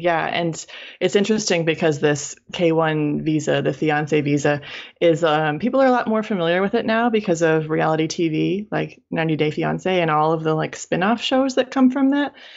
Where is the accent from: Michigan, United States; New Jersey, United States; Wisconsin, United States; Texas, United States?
Michigan, United States; moved away; I'm from Michigan. I lived in Michigan my whole life from childhood through university